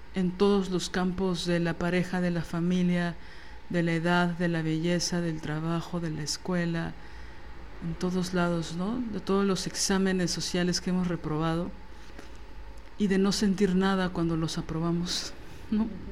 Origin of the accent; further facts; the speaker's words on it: Mexico City, Mexico; yo como chilanga